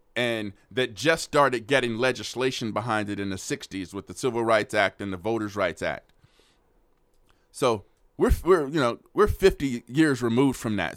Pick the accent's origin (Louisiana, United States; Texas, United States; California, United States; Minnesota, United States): California, United States; Oakland; now in Austin, United States; I grew up in Oakland where the relationship between the police officers and the citizens, horrible